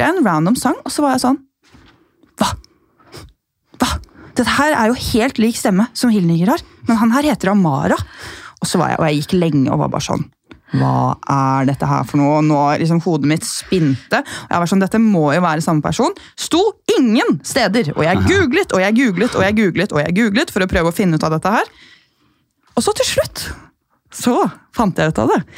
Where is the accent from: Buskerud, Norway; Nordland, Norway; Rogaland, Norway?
Buskerud, Norway; Gol; now in Oslo, Norway; Jeg er fra Gol, kjempelite sted ved Hemsedal